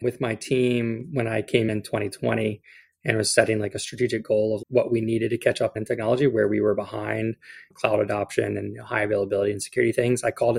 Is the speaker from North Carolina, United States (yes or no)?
yes; Camp Lejeune, North Carolina, United States; born there; So I'm actually a military brat. My dad was a Marine. So I was born at Camp Lejeune. And got to bounce around a little bit while he did his 22 years